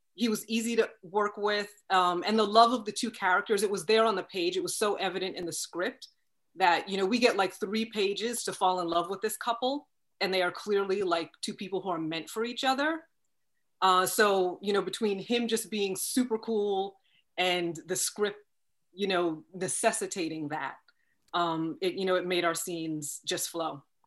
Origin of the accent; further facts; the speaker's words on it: Long Island, New York, United States; moved away as an adult; grew up on Long Island, went to school in Long Island, didn't leave Long Island until I went to college